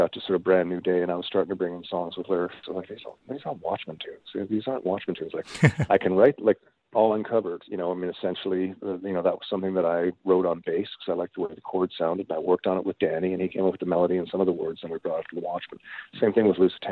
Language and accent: English; Newfoundland and Labrador, Canada; moved away; also born or lived in Toronto / Winnipeg; when I grew up in Newfoundland